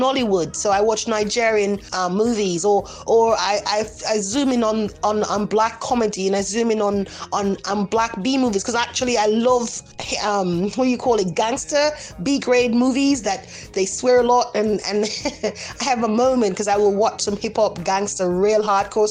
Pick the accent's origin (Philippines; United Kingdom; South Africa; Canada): Canada; moved away as an adult; also born or lived in Jamaica; now in Spain; I was part raised in Jamaica, I was brought up in Canada